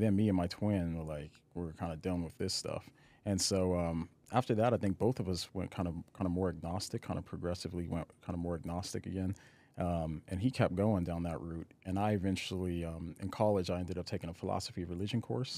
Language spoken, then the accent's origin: English; Aurora, Colorado, United States; moved away; also born or lived in Nashville / Los Angeles; I grew up in, uh, Colorado, in Aurora, Colorado